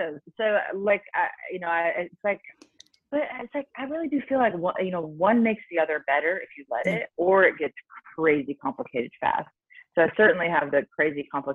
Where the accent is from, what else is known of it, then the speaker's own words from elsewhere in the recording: Nebraska, United States; I grew up in Nebraska, which is, you know, in the Midwest, in the States